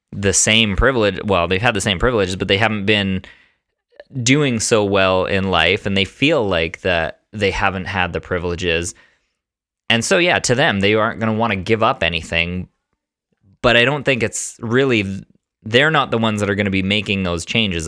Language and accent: English; Canada; I'm Italian. I don't have any other ethnicities in there, um, but I was born in Canada.